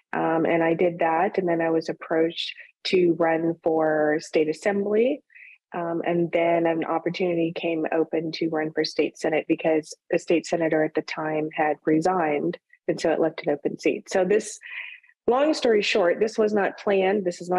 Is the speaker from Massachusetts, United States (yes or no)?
no; Ohio, United States; moved away as an adult; now in California, United States; I was born and raised in Ohio. I'm a Midwestern gal. Came to California many, many years ago, met my husband, who is from California, and we decided to move out here once we started having children